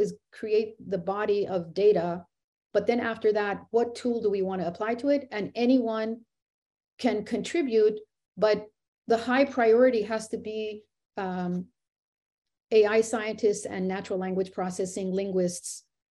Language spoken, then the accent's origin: English; United States; I was born here in America. So I am American